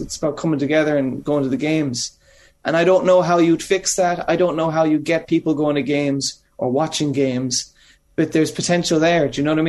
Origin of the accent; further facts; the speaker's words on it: Kerry, Munster, Ireland; also born or lived in Limerick; now in New York, United States; I grew up in Kerry, which is sport mad.